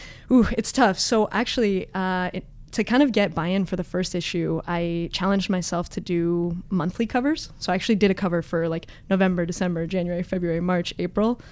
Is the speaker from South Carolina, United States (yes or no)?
no; Los Altos, California, United States; now in San Francisco, United States; But I grew up in the Bay Area.